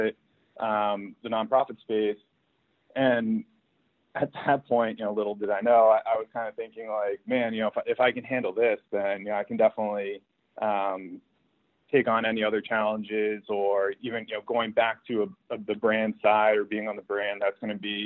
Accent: New England, United States; I grew up in New England

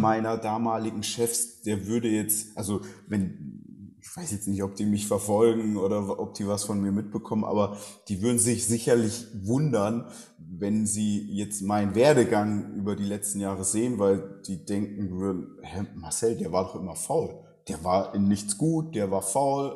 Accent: Southern Germany, Germany; Ich bin in Süddeutschland aufgewachsen, ländliche Gegend

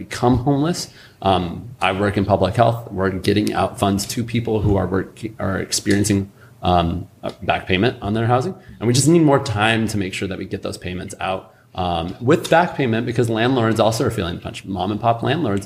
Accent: Spokane, Washington, United States; I grew up in District 3, spent most of my life in the district, graduated from NC

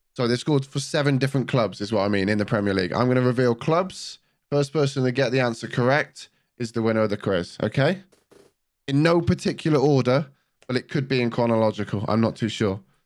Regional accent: the Southwest, South West England, United Kingdom; I'm from, I'm from the Southwest

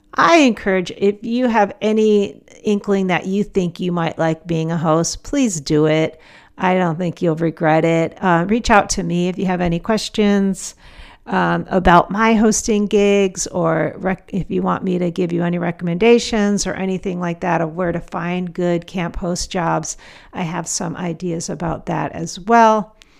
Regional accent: Portland, Oregon, United States; my hometown of Portland, Oregon

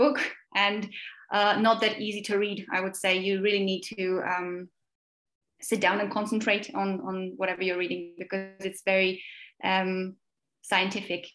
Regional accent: Slovakia; English is a second language; I'm from Slovakia

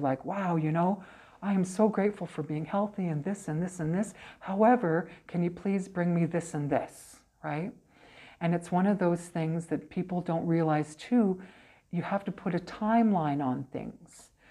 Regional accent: Brandon, Manitoba, Canada; also born or lived in Portage la Prairie, Manitoba / United States / Kamloops, British Columbia; So I came to Brandon. I was here when I was about eight. Um, so I've been here kind of uh, uh, off and on.

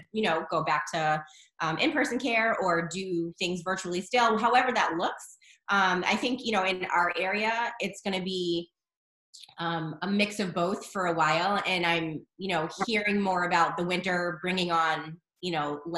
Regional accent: Boston, Massachusetts, United States; I'm from Boston, the Boston area.

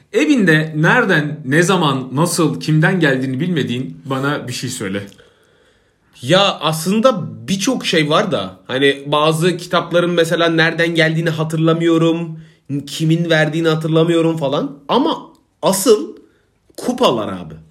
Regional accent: Isparta, Turkey; now in Istanbul, Turkey; benim mem Isparta

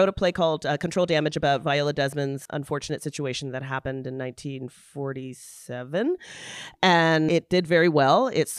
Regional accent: London, Ontario, Canada; I grew up in London, Ontario, and I got into theater

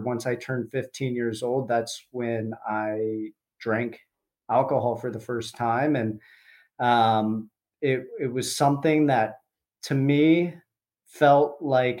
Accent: Columbus, Ohio, United States; I grew up in Columbus, Ohio

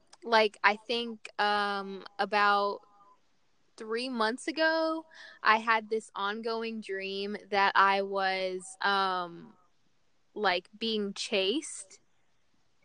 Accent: Little Rock, Arkansas, United States; moved away; I'm from Little Rock, Arkansas

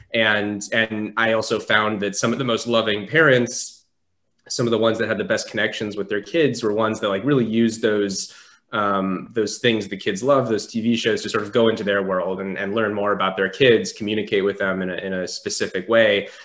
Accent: Southern California, United States; I grew up in Southern California

